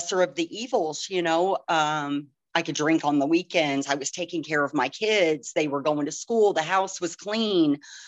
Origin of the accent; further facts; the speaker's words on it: Pinckneyville, Illinois, United States; moved away as an adult; now in Rockford, United States; I'm from Pinckneyville, Illinois. I was born and raised there